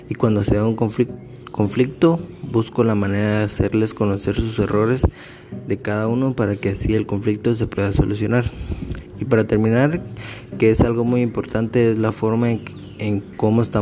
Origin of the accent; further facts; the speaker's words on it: Malacatán, San Marcos, Guatemala; also born or lived in Tecún Umán / Coatepeque; tengo 22 años, soy originario de Malacatán, San Marcos, pero es algo confuso porque mis primeros tres años los viví en Tecumán, luego los tres años siguientes los viví en Malacatán, después viví seis años en Coatepeque